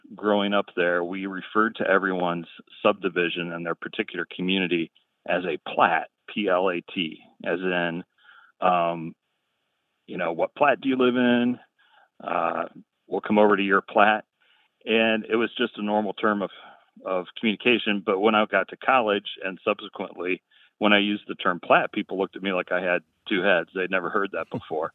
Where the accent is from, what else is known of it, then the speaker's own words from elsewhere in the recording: southwestern Ohio, United States; now in Atlantic Beach, United States; grew up in a community in southwestern Ohio